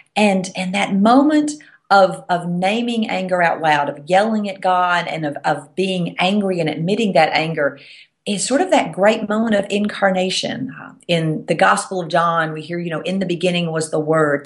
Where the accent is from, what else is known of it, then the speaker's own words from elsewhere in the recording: the South, United States; accent: Southern; I'm from the South, if you can't tell from my accent.